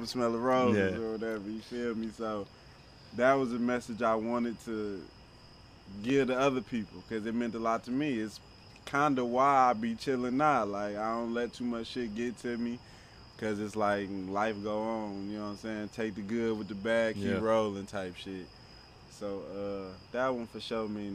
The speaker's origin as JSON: {"language": "English", "town": "Detroit", "region": "Michigan", "country": "United States", "said": "I'm the artist from Detroit"}